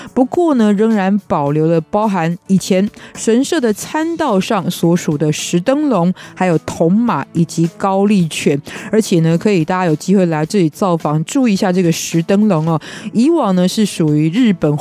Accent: Kaohsiung, Taiwan; 我是高雄人

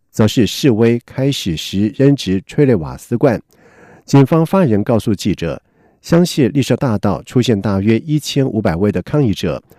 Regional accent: Kaohsiung, Taiwan; 假如你的心中有对高雄的留恋，有对我们故乡的挚爱

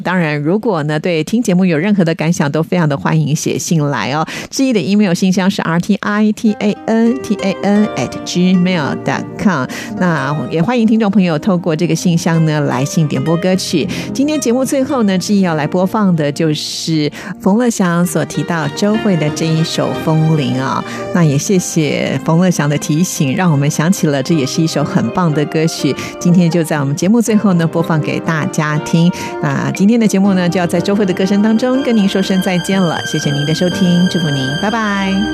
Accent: Taiwan; 我们台湾人

